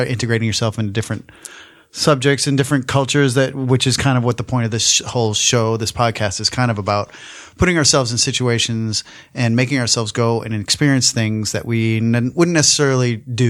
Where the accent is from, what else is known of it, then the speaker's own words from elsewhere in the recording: East Coast, United States; moved away as an adult; now in Los Angeles, United States; I grew up on the East Coast.